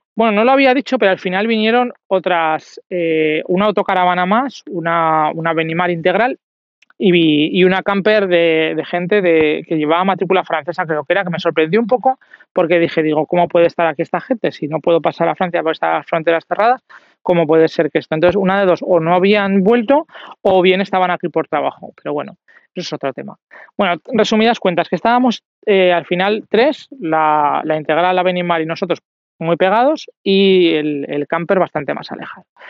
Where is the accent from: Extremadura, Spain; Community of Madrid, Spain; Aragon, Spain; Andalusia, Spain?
Aragon, Spain; Zaragoza; yo soy de Zaragoza